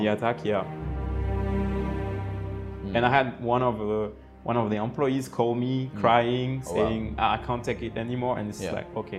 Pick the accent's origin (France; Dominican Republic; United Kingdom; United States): France; Limoges, Nouvelle-Aquitaine; English is a second language; moved away as an adult; also born or lived in Martinique; now in Senegal; I was born in France, in a small city in the center of France.